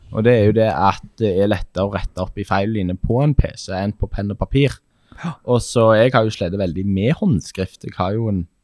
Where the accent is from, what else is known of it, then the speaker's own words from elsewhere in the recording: Sandnes, Rogaland, Norway; moved away as an adult; now in Hamar, Norway; Jeg er født og oppvokst